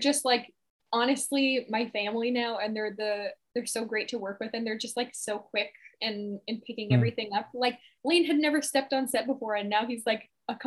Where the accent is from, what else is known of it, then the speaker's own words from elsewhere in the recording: Kahnawake, Quebec, Canada; I grew up in Ganawagab, which is a reserve just outside of Montreal up in Canada.